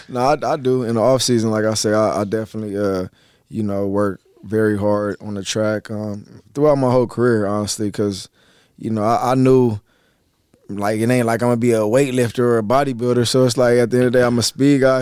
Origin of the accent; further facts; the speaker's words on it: California, United States; I was born in Cali, and they ended up raising me in Cali